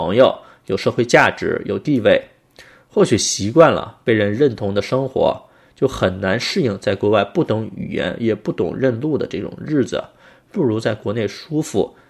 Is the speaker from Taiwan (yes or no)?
no; Beijing, China; now in Australia; 我原来是北京人